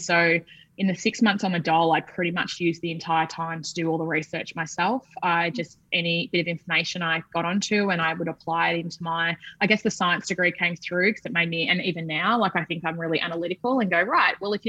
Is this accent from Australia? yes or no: yes; Australia; moved away as an adult; also born or lived in London, United Kingdom; being Australian